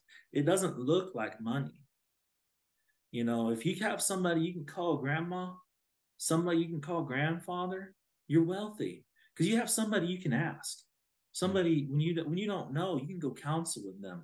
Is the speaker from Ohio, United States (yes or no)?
no; Osage Nation, Oklahoma, United States; I'm an Osage